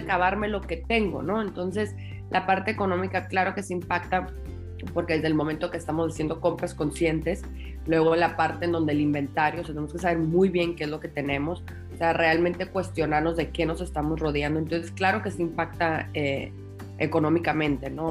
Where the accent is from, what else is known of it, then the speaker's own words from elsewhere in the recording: Tijuana, Baja California, Mexico; moved away as an adult; also born or lived in Guadalajara; yo soy de Tijuana eh, y a los cinco años de casada me, me mudé a Guadalajara